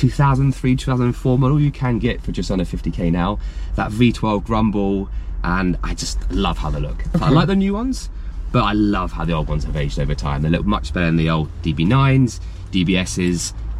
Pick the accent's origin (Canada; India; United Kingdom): United Kingdom; England; I'm fully English, born and bred.